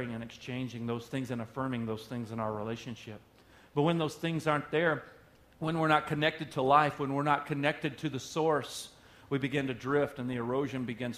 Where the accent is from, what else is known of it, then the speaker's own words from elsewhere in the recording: Oklahoma, United States; moved away; I'm from Oklahoma originally. That's where I was born